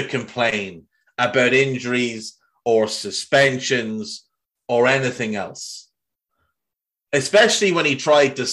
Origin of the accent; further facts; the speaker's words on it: Ireland; if you grew up in Ireland when I grew up in Ireland